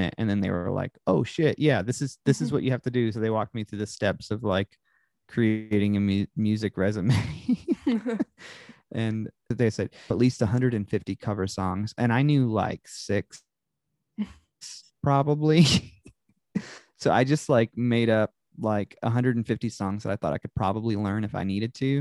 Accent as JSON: {"language": "English", "region": "upstate New York", "country": "United States", "tie": "born or raised there", "also_born_or_lived": "Charlotte, North Carolina", "moved": "as an adult", "lives_now": "Tennessee, United States", "said": "I went to high school and dabbled in college briefly in upstate New York."}